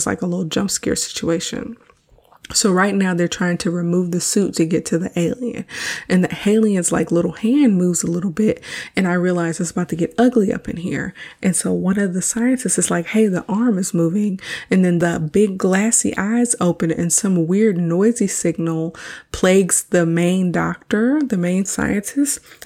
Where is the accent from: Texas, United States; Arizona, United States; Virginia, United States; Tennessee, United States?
Texas, United States; Houston; Houston is my hometown.